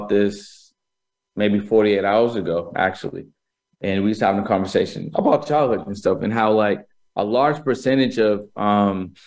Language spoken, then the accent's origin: English; Boston, Massachusetts, United States; I was born in Boston, Massachusetts